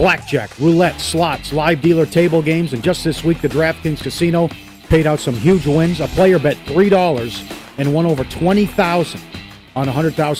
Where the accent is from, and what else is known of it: St. Cloud, Minnesota, United States; born or raised there